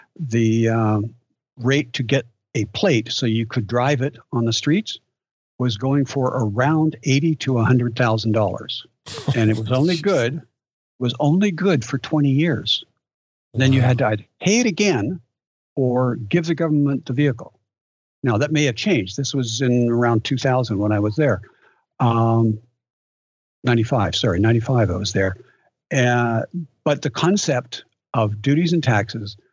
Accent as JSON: {"language": "English", "country": "Canada", "said": "I'm from Canada"}